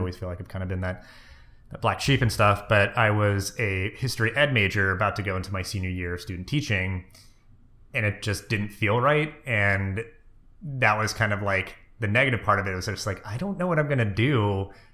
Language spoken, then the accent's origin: English; Maine, United States; moved away; also born or lived in Delaware / New Jersey; I was born in Maine. My whole extended family is up there.